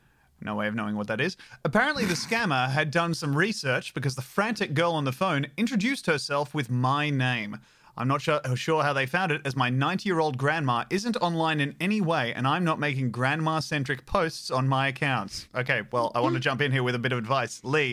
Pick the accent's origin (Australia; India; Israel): Australia; they missed that while my grandma is an American living in the USA, I am actually Australian.